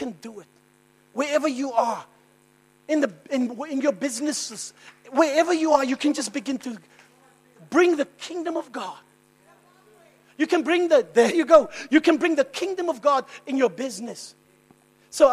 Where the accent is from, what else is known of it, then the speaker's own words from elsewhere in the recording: Cape Town, Western Cape, South Africa; I'm from Cape Town